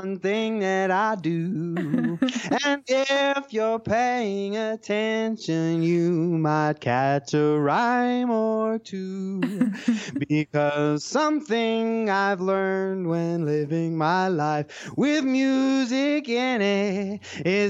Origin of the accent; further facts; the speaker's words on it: Banning, California, United States; I grew up in a little town called Banning, California. It's right between San Bernardino and Palm Springs